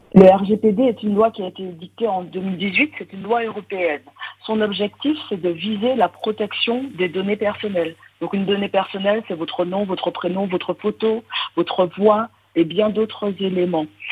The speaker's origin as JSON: {"language": "French", "country": "Martinique", "moved": "yes", "lives_now": "Montréal, Canada", "said": "je suis martiniquaise"}